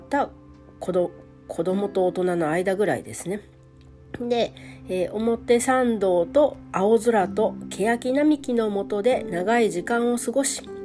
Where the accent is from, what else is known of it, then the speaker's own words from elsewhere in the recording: Hokkaido, Japan; moved away as an adult; now in Tokyo, Japan; 北海道から上京して